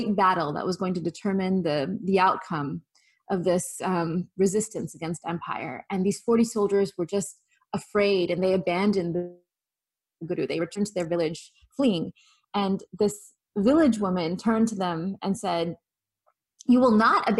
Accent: the farmlands of California, United States; As a little girl growing up in the farmlands of California, predominantly white, predominantly Christian

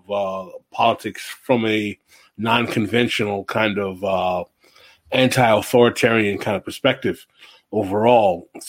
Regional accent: New York, United States; when my parents eventually did emigrate to New York, to New York City, I was born and raised in New York.

